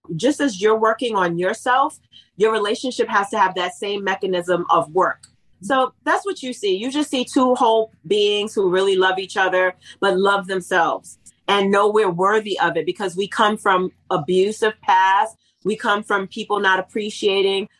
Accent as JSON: {"language": "English", "region": "East Coast", "country": "United States", "tie": "born or raised there", "said": "I was raised in the East Coast"}